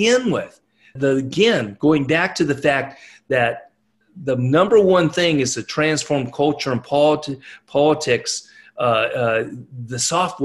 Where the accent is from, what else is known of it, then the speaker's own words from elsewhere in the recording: California, United States; moved away as an adult; now in Nashville, United States; I was born and raised in California.